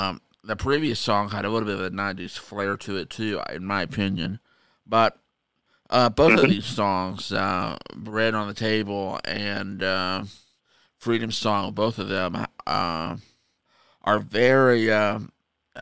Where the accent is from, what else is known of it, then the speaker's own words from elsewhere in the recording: United States; being an American